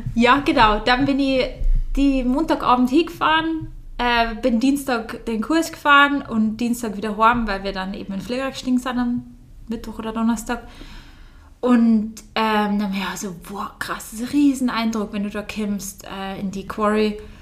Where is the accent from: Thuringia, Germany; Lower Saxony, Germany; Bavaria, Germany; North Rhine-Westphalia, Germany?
Bavaria, Germany; hier in Bayern auf der Welt, also so aufgewachsen zu sein.